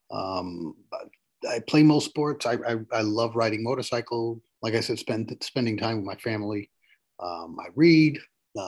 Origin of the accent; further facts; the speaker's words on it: New York City, New York, United States; now in Westchester County, United States; I grew up in the South Bronx of New York City, you know, in the 80s and 90s